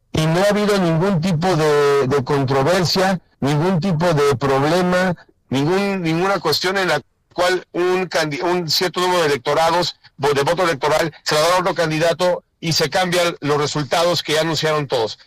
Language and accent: Spanish; Mexico; nosotros que somos mexicanos